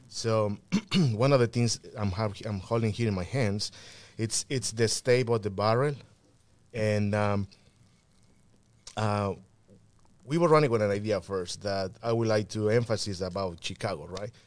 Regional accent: Mixteca Poblana, Puebla, Mexico; English is a second language; now in Aurora, United States; I was born in Puebla in, in a, well, en la, en la Mixteca Poblana.

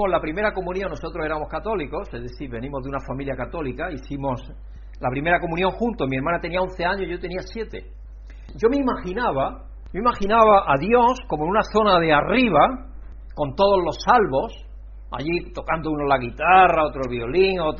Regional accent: Andalusia, Spain; yo como soy andaluz me como las terminaciones.

